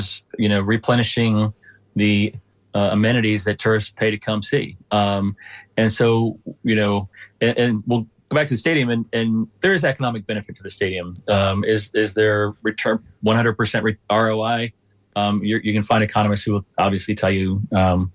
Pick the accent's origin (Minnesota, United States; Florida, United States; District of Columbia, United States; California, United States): Florida, United States; Pinellas County; I was born and raised here